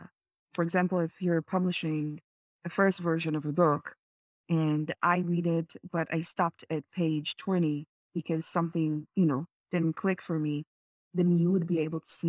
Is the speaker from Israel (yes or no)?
yes; Israel; moved away as an adult; now in Canada; I'm from Israel originally, and I moved to Canada 4.5 years ago